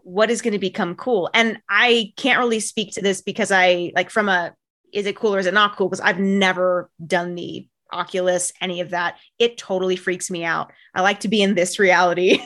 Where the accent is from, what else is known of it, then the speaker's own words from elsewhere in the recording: Bay Area, California, United States; I grew up in the Bay Area